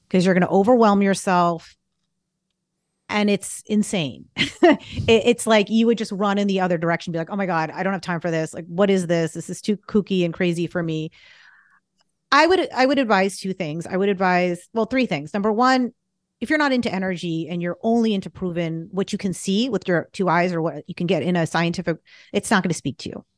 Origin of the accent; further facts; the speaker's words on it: Boston, Massachusetts, United States; moved away; also born or lived in California; I'm from the Boston area